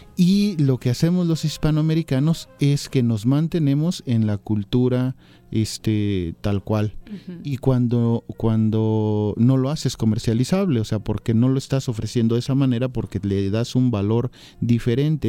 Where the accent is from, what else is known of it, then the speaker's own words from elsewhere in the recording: Mexico; como hispanoamericanos, como mexicanos